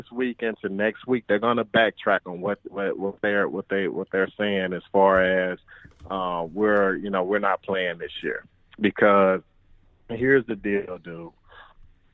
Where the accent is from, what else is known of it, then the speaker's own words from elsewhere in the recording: Grenada, Mississippi, United States; moved away as an adult; also born or lived in Georgia; now in Minnesota, United States; born and raised Grenada, Mississippi